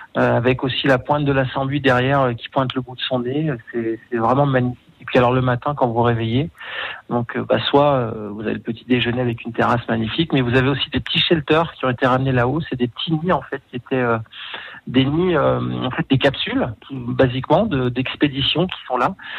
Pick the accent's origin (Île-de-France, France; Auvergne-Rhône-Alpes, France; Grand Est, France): Auvergne-Rhône-Alpes, France; Aix-les-Bains; also born or lived in Chambéry; je suis savoyard d'origine. J'ai toujours travaillé en montagne. Je suis né à les bains